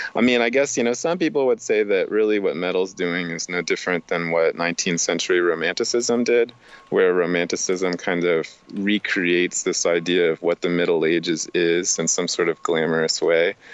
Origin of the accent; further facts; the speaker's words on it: Miami, Florida, United States; I am from Miami